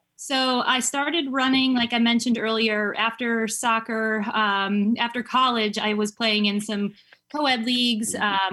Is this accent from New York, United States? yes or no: yes; Syracuse, New York, United States; moved away as an adult; also born or lived in Rochester, New York; now in Charlotte, United States; I'm from Syracuse, New York, originally, and um, I was born and raised there